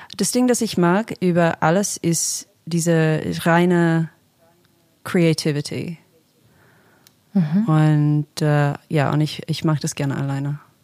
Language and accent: German; Australia; German is a second language; now in Berlin, Germany; ich komme ursprünglich aus Australien, deswegen spreche ich Deutsch mit einem Akzent